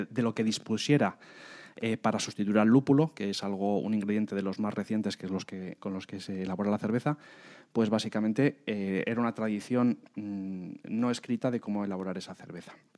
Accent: Madrid, Community of Madrid, Spain; somos eh, de Madrid

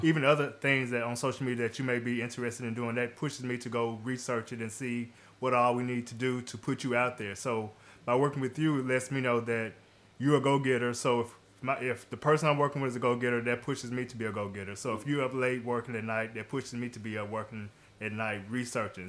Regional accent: Jackson, Tennessee, United States; I'm from the Jackson, Tennessee area

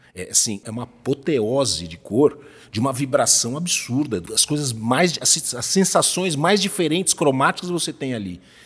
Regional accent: Brazil; eu sou brasileiro

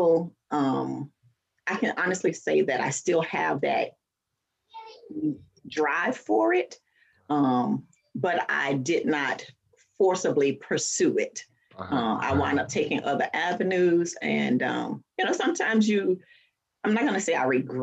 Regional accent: Fort Lauderdale, Florida, United States; I am actually born and raised in Fort Lauderdale, Florida

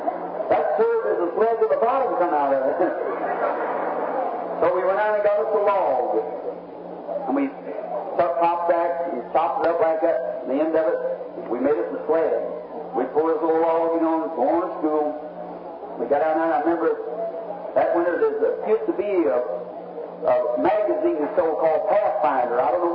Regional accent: United States; I'm American. I love my nation.

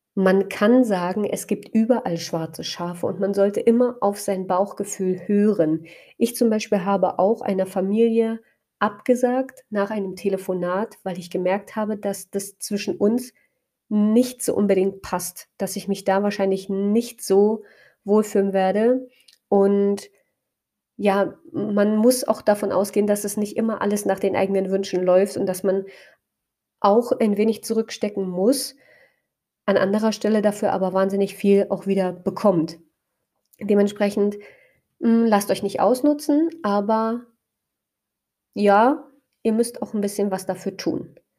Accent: Spreewald, Brandenburg, Germany; in meiner Heimatstadt, also generell einfach im Spreewald

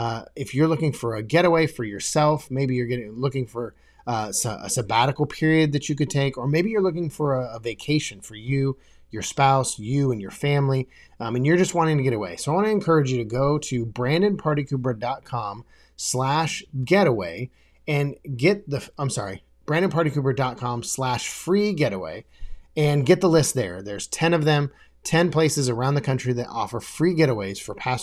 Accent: Des Moines, Iowa, United States; so I was in Des Moines, Iowa. I grew up in Des Moines, Iowa

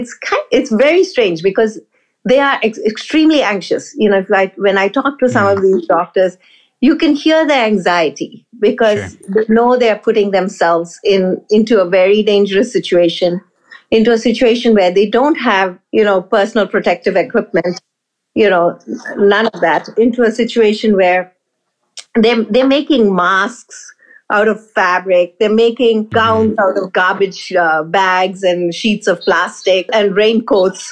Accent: India; moved away; I grew up in India

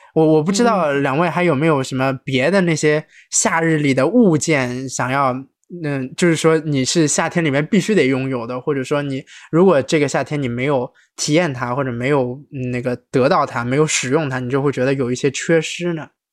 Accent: Shanghai, China; moved away as an adult; 虽然这个土生土长上海人

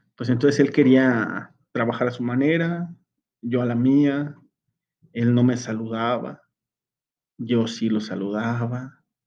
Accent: Mexico

